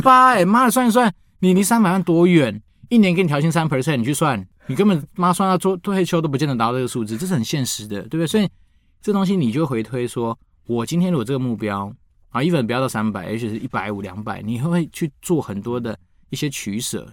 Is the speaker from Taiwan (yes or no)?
yes; Taiwan; 我都从台湾来的